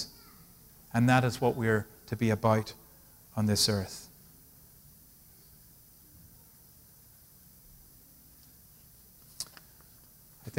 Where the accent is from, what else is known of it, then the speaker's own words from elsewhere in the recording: Ireland; now in United States; I grew up in Ireland